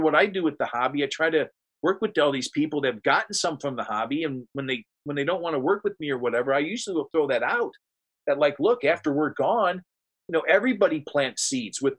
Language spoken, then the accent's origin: English; near Cleveland, Ohio, United States; there's Amish countries between my hometown up near Cleveland and Columbus